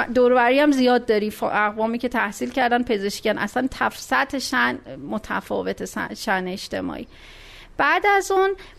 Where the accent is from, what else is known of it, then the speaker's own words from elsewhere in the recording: Meymeh, Isfahan, Iran; به دنیا اومدم پدرم نیرو هوایی بودن اصفهان و تا 9 سالگی اصفهان بودیم